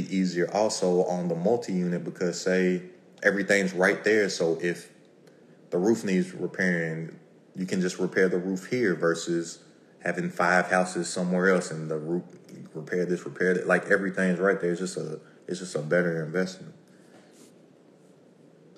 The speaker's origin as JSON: {"language": "English", "town": "Lexington", "region": "Kentucky", "country": "United States", "said": "I am from Kentucky, Lexington, Kentucky, 859"}